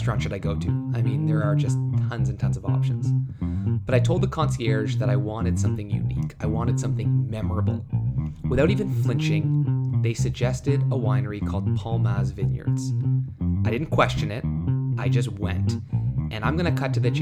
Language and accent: English; Toronto, Ontario, Canada; I'm from Toronto, so coming to California